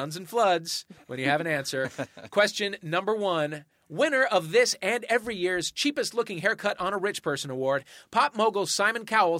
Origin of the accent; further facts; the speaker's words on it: United States; Despite being American-born and bred